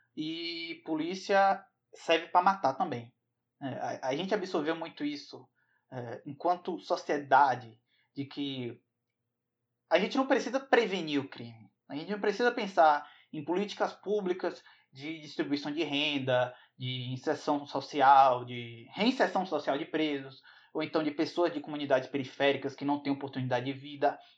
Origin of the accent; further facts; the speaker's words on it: Bahia, Brazil; aqui, na Bahia, de onde eu venho